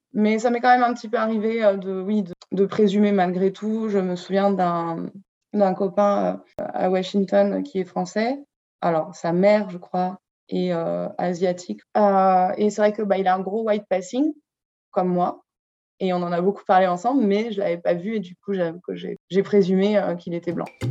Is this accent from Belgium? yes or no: no; Brittany, France; je viens de Bretagne, enfin, c'est là où j'ai grandi